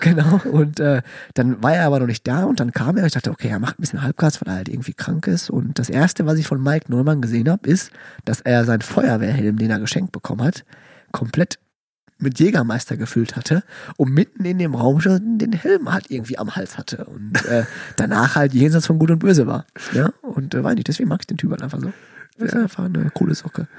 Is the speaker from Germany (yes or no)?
no; Calabria, Italy; ich komme aus Kalabrien